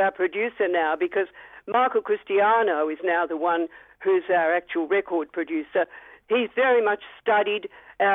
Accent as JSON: {"language": "English", "country": "Australia", "said": "we were Australian"}